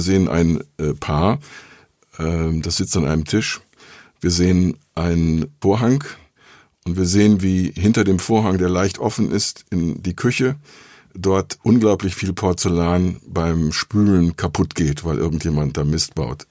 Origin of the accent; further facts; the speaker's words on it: North Rhine-Westphalia, Germany; ich komme aus Südwestfalen